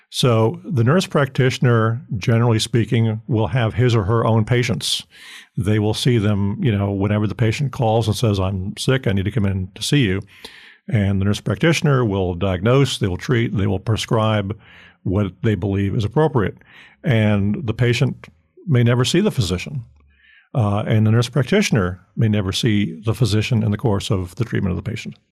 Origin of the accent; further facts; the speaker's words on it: Fort Lauderdale, Florida, United States; moved away; I grew up in Florida.